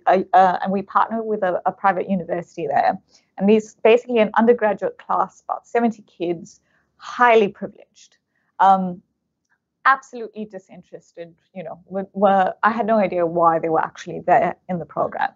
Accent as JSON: {"language": "English", "country": "South Africa", "tie": "born or raised there", "moved": "yes", "lives_now": "Australia", "said": "I'm South African of Indian origin, and I grew up in apartheid South Africa"}